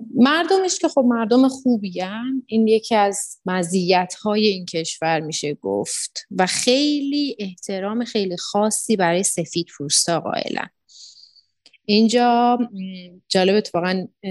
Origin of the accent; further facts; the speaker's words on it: Iran; moved away as an adult; now in Tanzania; یه سری خب اتفاقاتی بود که منو کشوند که بخوام از ایران بیام